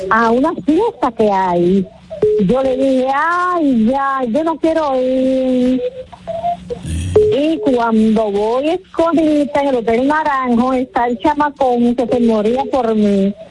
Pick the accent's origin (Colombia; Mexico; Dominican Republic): Dominican Republic; now in New Jersey, United States; yo soy dominicana de New Jersey, de papel.